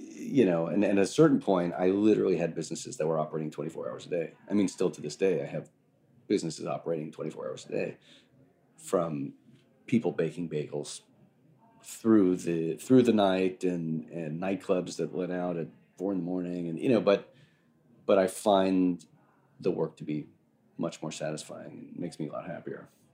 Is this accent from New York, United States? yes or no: yes; Long Island, New York, United States; also born or lived in Elizabeth Street, Manhattan, New York City; now in New York City, United States; I grew up on Long Island